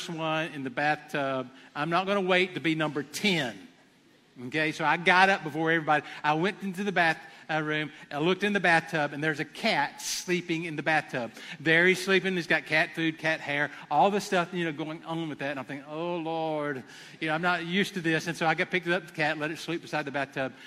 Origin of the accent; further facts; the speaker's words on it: Abbeville, United States; I'm from Abbeville